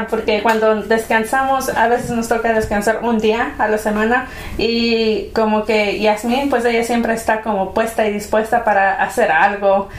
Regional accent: Mexico; en un hogar hispano como nosotros, mexicanos, eh, en nuestro caso, ¿verdad? Mexicanos

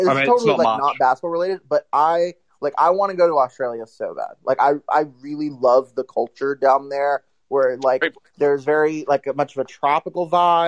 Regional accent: United States; as an American

